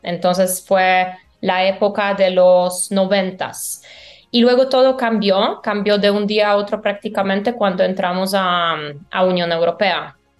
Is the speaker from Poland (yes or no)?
yes; Poland; born or raised there; Spanish is a second language; moved away as an adult; also born or lived in Valencia, Spain; now in Colombia